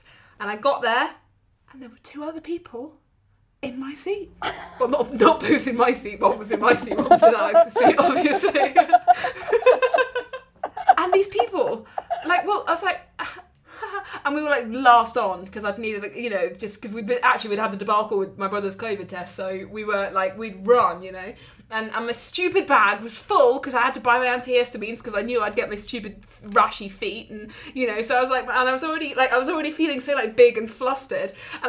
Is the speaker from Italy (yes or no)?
no; United Kingdom; because obviously we're British and we've caused a commotion